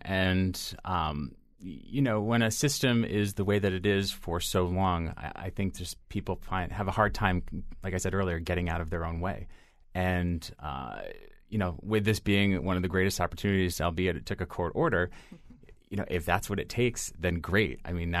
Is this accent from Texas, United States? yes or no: no; East Hartford, Connecticut, United States; I was born and raised in East Hartford, and it gave me an experience that was truly reflective of the real world.